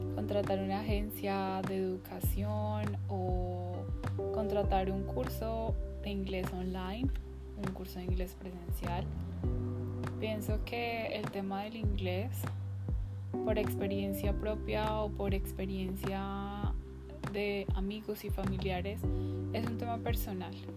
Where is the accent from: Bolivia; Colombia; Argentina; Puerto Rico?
Colombia; moved away; en mi país, Colombia